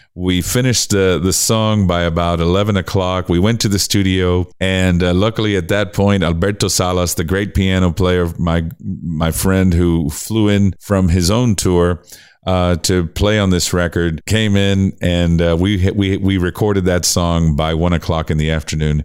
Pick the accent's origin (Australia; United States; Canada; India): United States; Miami, Florida; i grew up in in miami florida